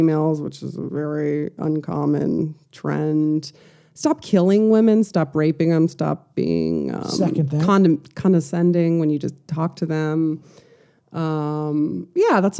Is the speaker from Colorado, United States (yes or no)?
yes; Colorado, United States; now in Los Angeles, United States; I'm from Colorado